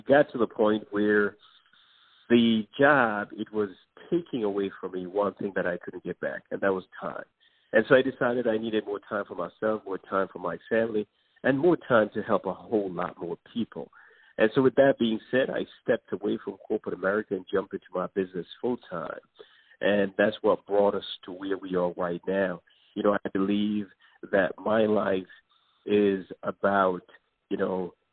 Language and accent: English; New York City, New York, United States; also born or lived in Jamaica; I was born in Jamaica and grew up in the Bronx in New York City